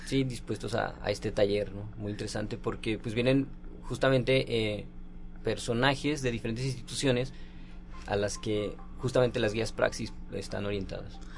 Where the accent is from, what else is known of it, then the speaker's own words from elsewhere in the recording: Aguascalientes, Mexico; soy de Aguascalientes, sí, pertenezco a la, soy profesor de la Universidad Autónoma de Aguascalientes